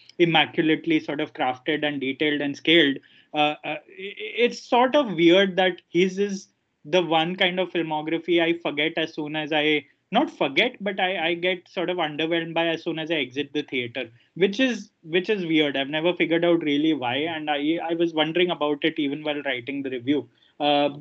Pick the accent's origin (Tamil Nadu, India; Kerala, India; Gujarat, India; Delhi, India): Gujarat, India; Ahmedabad; moved away; Ahmedabad, which is my hometown